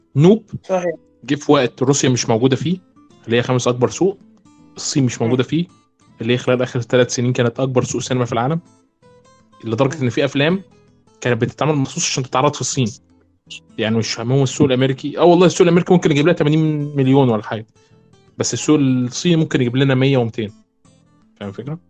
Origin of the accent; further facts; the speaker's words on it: Egypt; عندنا في مصر